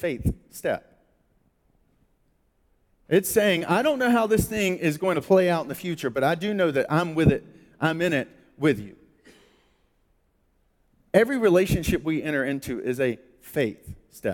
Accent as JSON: {"language": "English", "country": "United States"}